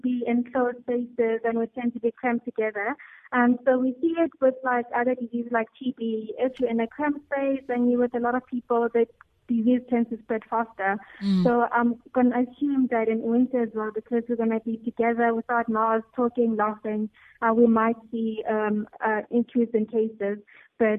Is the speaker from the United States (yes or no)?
no; Bushbuckridge, Mpumalanga, South Africa; I'm from Bushbuckridge